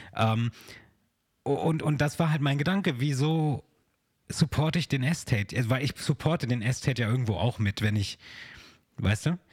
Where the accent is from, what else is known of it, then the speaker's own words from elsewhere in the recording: Germany; bei uns in Deutschland